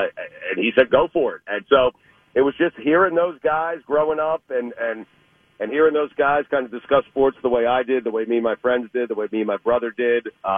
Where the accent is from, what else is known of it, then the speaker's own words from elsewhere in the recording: Long Island, New York, United States; I grew up in on Long Island, up in New York